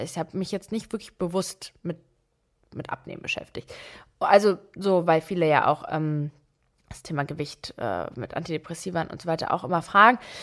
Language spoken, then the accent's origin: German; Berlin, Germany; Ich bin mit meiner Mutter alleine in Berlin aufgewachsen, hier auch geboren